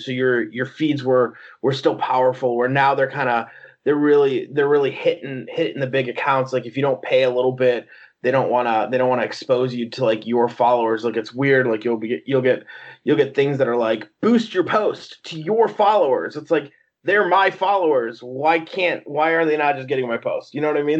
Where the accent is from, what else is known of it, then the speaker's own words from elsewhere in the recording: outside of Chicago, Illinois, United States; I'm born and raised outside of Chicago, Illinois